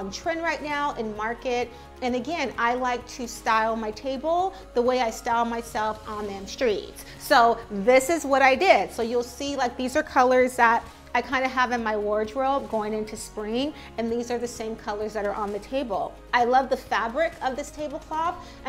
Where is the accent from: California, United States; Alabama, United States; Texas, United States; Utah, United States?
California, United States; San Diego; moved away as an adult; now in New York City, United States; my hometown of San Diego